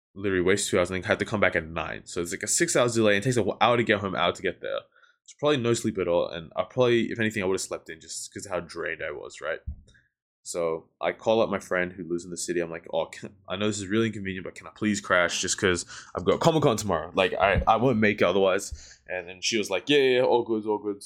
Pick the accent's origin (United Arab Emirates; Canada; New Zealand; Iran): New Zealand; now in Melbourne, Australia; I grew up in New Zealand for a mad long time